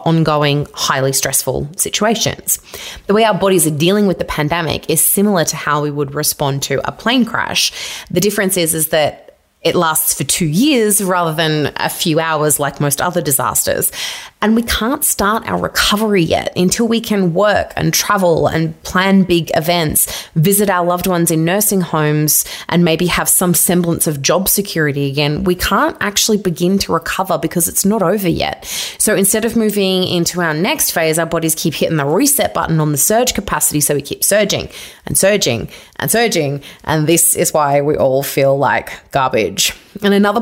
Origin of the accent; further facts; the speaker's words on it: Victoria, Australia; I'm also from Victoria, and that was the hard lockdown state